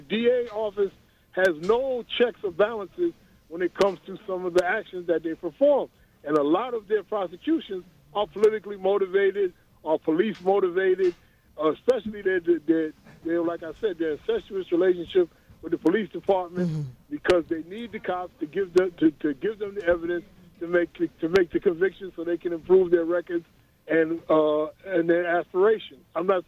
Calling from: Rosedale, New York, United States

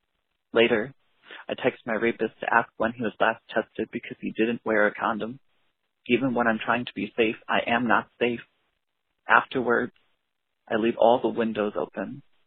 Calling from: Elkhart Lake, Wisconsin, United States; I'm calling from Elkhart Lake, Wisconsin.

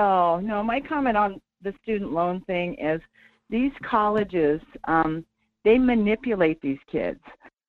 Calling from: Sterling, Alaska, United States; This is … from Sterling.

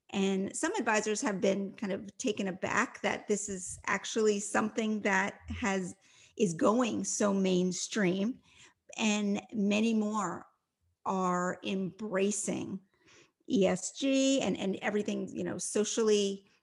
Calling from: Ocean City, Maryland, United States; So, right now, I am in Ocean City, Maryland. I have escaped the uh, Washington, D.C. region where I live, and I'm spending some time here.

